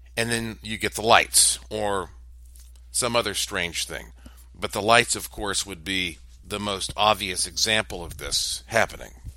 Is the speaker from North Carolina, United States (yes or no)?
yes; Western North Carolina, United States; Of course, I am from Western North Carolina.